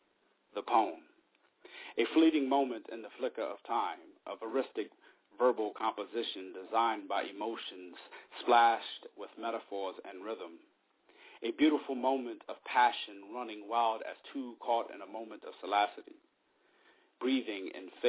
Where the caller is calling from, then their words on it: Japan; I asked you in private if I could read two poems since I'm calling from Japan